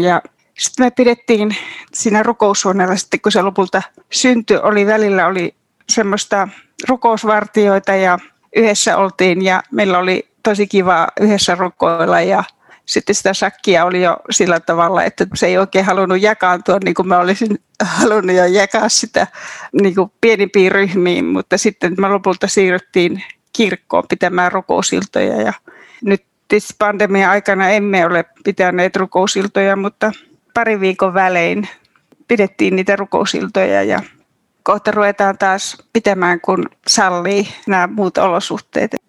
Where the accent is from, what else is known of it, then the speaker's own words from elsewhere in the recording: Kuhmo, Kainuu, Finland; moved away; minä olen Kainuusta, Kuhmosta kotoisin ja Mä olen semmoisesta pienviljelytilalta kotoisin